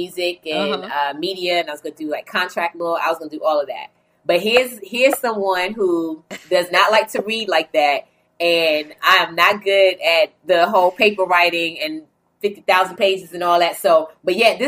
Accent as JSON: {"language": "English", "town": "New Bern", "region": "North Carolina", "country": "United States", "tie": "born or raised there", "said": "I grew up in New Bern, North Carolina, which is like 2 hours or so from Raleigh, North Carolina"}